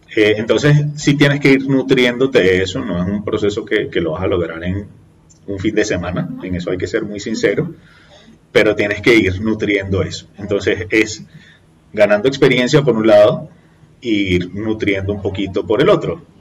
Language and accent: Spanish; Venezuela; now in Colombia; nosotros como venezolanos